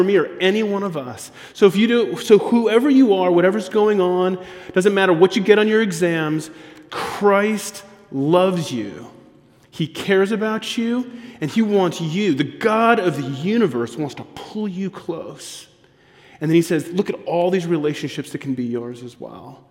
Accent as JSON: {"language": "English", "area": "on the border with Mexico", "region": "Texas", "country": "United States", "tie": "born or raised there", "also_born_or_lived": "Georgia", "moved": "yes", "said": "I grew up on the border of Texas and Mexico, about 10 minutes from Mexico, in a community that was 80% Latino, Hispanic"}